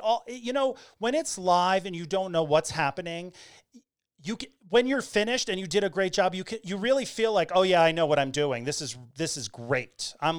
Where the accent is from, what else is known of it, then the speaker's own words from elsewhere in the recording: New England, United States; moved away; also born or lived in Orlando, Florida / San Francisco; I'm originally from New England, but I lived in Florida for 25 years in Orlando. And we left Orlando in 2012 and moved to San Francisco.